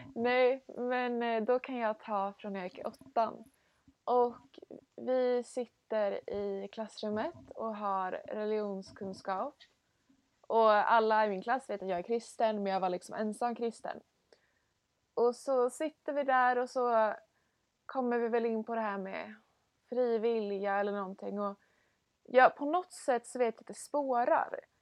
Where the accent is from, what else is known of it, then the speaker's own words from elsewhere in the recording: Stockholm, Stockholm County, Sweden; jag kommer från Stockholm